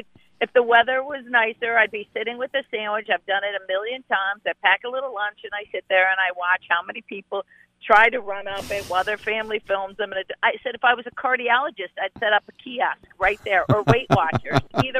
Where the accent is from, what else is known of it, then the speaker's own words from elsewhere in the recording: Cleveland, Ohio, United States; moved away; Yeah, I'm from Cleveland.